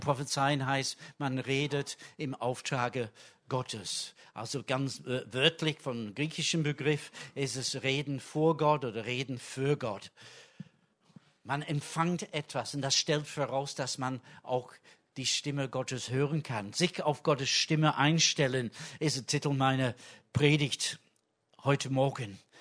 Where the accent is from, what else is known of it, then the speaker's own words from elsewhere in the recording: England, United Kingdom; German is a second language; now in Germany; da wo ich herkomme in England